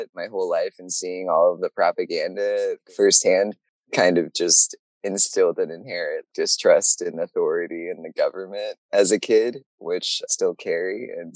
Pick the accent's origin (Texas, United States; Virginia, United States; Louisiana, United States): Virginia, United States; I grew up in Virginia